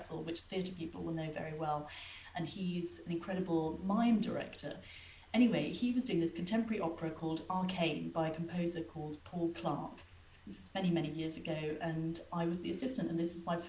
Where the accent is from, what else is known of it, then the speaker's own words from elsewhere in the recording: Wales, United Kingdom; moved away as an adult; also born or lived in London; I grew up in Wales, so I was surrounded by loads of music